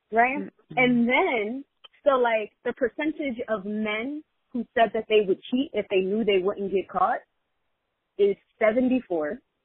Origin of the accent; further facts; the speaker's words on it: New York City, New York, United States; as a New Yorker